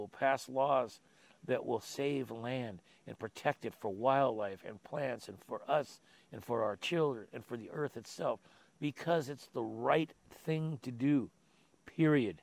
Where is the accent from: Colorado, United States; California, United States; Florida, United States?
California, United States; Sunnyvale; born or raised there